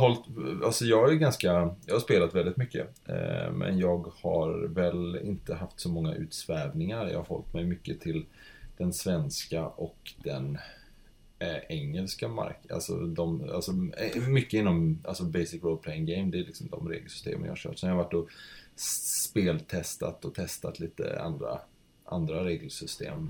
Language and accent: Swedish; Kalmar County, Sweden; now in Gothenburg, Sweden; jag växte upp på Öland